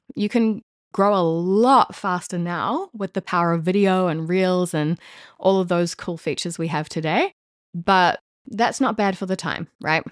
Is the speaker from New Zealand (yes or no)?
yes; New Zealand; now in Paris, France; as a New Zealander living in Paris, France